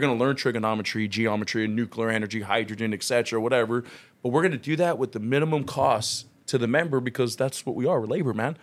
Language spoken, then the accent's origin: English; Long Beach, California, United States; moved away as an adult; also born or lived in Carson, California; now in Vista, United States; I'm originally from Long Beach, California, so I'm actually not from San Diego